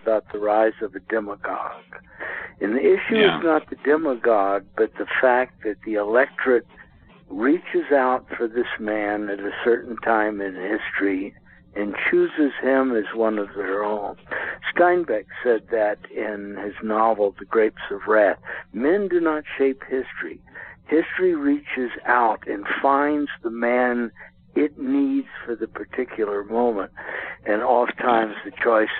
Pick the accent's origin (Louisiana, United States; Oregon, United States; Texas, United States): Louisiana, United States; New Iberia; my hometown, New Iberia, Louisiana